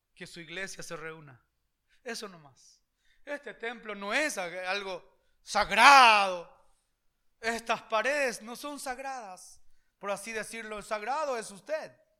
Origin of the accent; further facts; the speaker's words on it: Paraguay; Yo ya no soy simplemente paraguayo